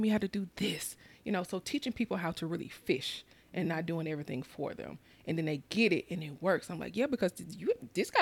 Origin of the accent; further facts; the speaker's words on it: Mississippi, United States; growing up in Mississippi, we had the necessities, but we didn't have the extra